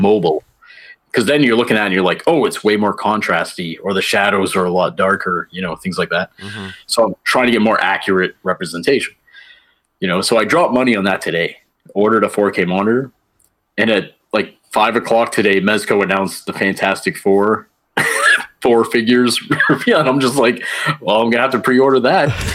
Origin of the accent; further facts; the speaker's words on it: Fort Kent, Maine, United States; moved away; my hometown is Fort Kent, Maine, a little small town in northern Maine.